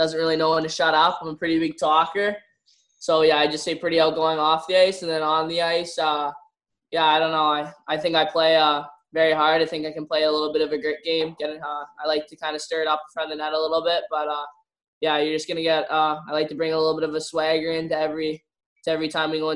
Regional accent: Mission, British Columbia, Canada; I'm from Mission, but I just played in Abbotsford

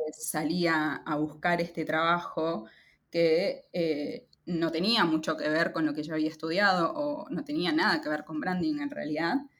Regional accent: Lima, Peru; moved away as an adult; now in Buenos Aires, Argentina; Lima, que es eh, la ciudad donde nací y crecí, en Lima, eh, en Perú.

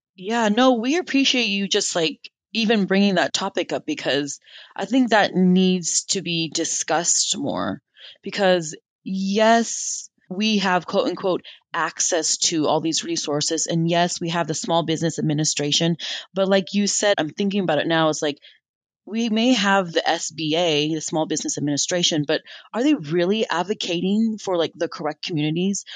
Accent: United States; I'm an American citizen and I've been here and I grew up here

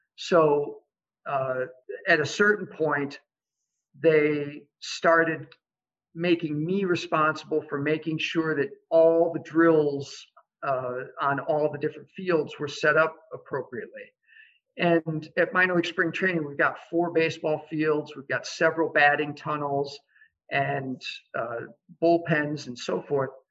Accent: Iowa City, Iowa, United States; moved away as an adult; I grew up in Iowa City. Uh, so I'm back home after many years of being gone for education and career.

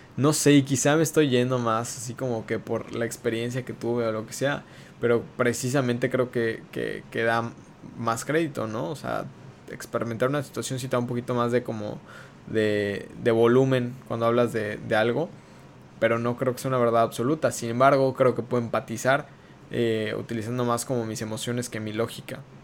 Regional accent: Mexico; como ciudadanos mexicanos

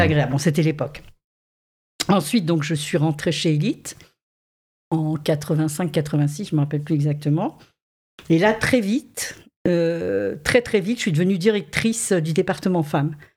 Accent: Saint-Raphaël, Provence-Alpes-Côte d'Azur, France; moved away; quand j'étais très jeune, je vivais à Saint-Raphaël

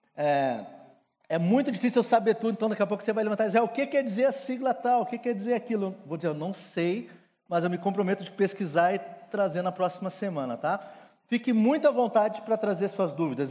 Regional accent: Rio Grande do Sul, Brazil; Sou gaúcho

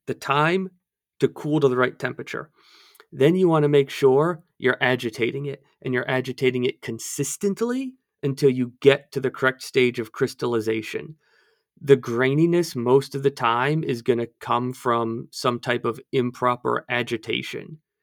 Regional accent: outside of Baltimore, Maryland, United States; I grew up outside of Baltimore

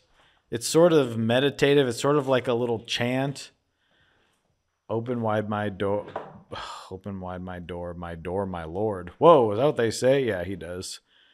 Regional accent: Philadelphia, Pennsylvania, United States; I'm not saying that. I'm from Philly.

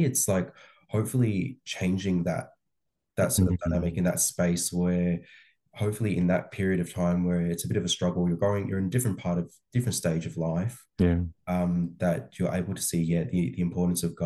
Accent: Australia; I think I'm like very, very Aussie. Like I'm born and raised here.

